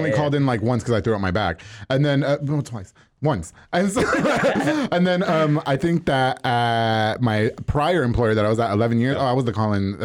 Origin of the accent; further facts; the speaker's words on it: New York, United States; now in Texas, United States; I'm from New York